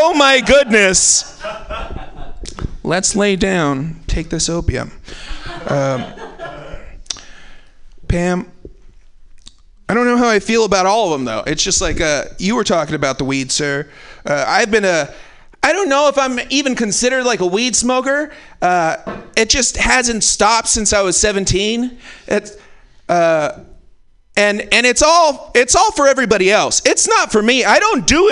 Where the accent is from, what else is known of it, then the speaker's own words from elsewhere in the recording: California, United States; I'm from California